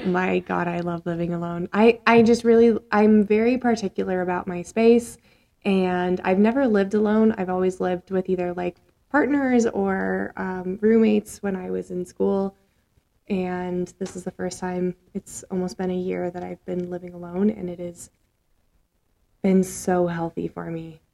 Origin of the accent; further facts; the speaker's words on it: Minnesota, United States; also born or lived in Nebraska; now in Colorado, United States; I'm from Nebraska first and then Minnesota